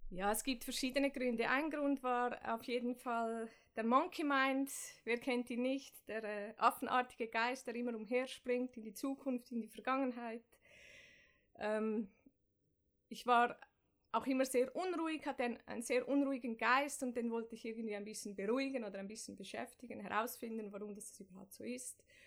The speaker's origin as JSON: {"language": "German", "region": "Zurich", "country": "Switzerland", "tie": "born or raised there", "said": "Ich komme aus Zürich-Affoltern, dem Norden von Zürich. Bin da aufgewachsen"}